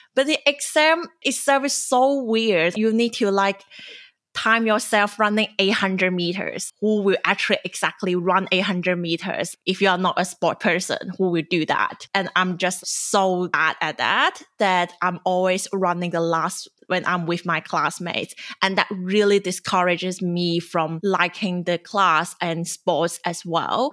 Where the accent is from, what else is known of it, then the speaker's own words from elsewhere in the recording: China; moved away as an adult; now in Sydney, Australia; I'm a journalist and former Chinese international student